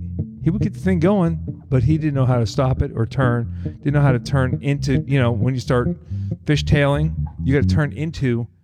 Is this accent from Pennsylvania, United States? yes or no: yes; Pittsburgh, Pennsylvania, United States; moved away as an adult; also born or lived in Denton, Texas / Hampton Roads, Virginia; born and raised in Pittsburgh, Pennsylvania, we get plenty of snow.